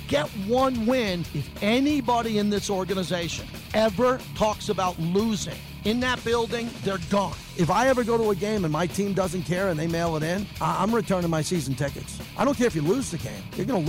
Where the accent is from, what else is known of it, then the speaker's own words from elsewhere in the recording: Massapequa, New York, United States; moved away as an adult; now in Las Vegas, United States; I grew up in Long Island, New York, a town called Massapequa. I actually lived in North Massapequa.